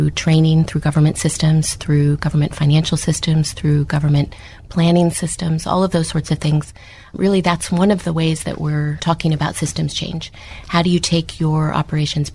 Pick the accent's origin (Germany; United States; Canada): United States; accent: American; moved away as an adult; now in South Africa; You can hear from my accent, I'm American